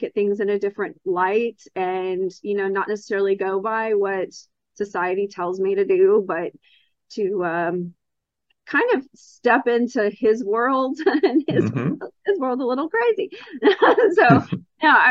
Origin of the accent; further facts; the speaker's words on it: Texas, United States; I am from Texas, born and raised and still live here